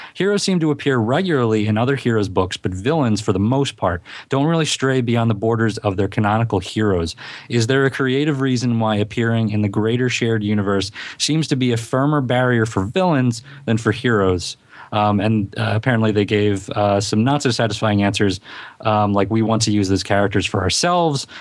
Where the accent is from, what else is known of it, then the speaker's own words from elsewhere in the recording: Philadelphia, Pennsylvania, United States; accent: Philadelphia; my Philadelphia accent